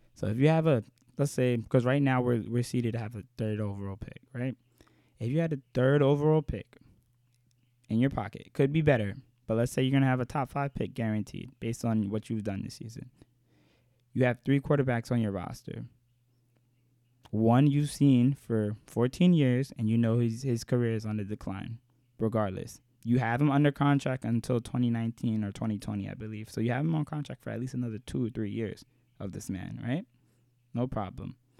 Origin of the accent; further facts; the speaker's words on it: New York, United States; I'm from New York